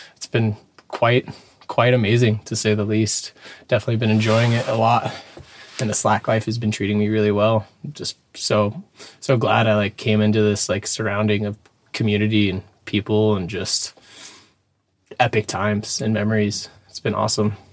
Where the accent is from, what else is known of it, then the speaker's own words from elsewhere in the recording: Dana Point, California, United States; I'm from Dana Point, Southern California, born and raised